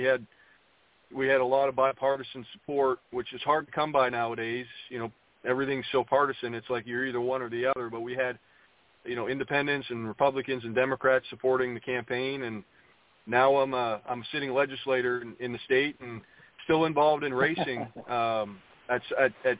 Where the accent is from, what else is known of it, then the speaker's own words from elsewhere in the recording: Maine, United States; My home state is a place that I spent quite a few years growing up